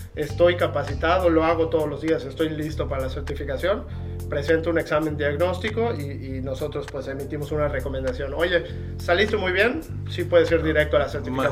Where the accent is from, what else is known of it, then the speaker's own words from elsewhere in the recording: Yucatán, Mexico; soy yucateco de hueso colorado